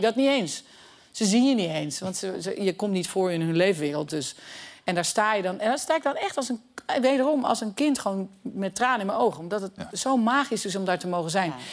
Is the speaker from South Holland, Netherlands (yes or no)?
no; Haarlem, North Holland, Netherlands; ik kom uit Haarlem